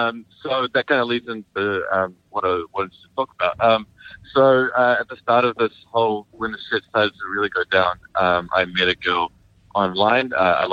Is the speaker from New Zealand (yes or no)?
yes; New Zealand; I'm a Kiwi. Yeah, like the fruit.